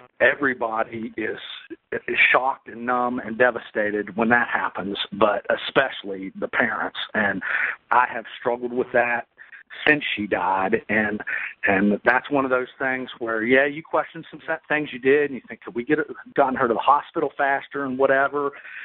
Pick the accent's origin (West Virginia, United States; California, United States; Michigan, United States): West Virginia, United States; I'm from West Virginia, and man, I almost just don't even trust a person who can't belt out a few swear words.